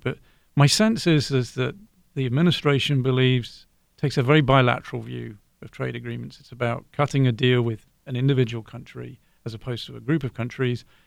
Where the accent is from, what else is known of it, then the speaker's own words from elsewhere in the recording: Brighton, South East England, United Kingdom; now in Ohio, United States; I'm from Brighton, originally in the south of England.